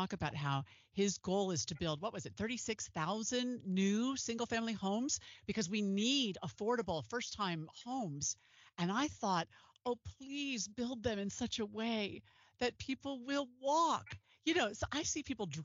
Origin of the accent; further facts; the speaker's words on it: Pennsylvania, United States; now in Utah, United States; I grew up in Pennsylvania